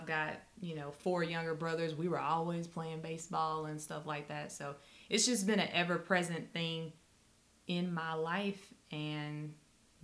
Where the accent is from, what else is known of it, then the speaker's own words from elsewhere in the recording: North Carolina, United States; I grew up in North Carolina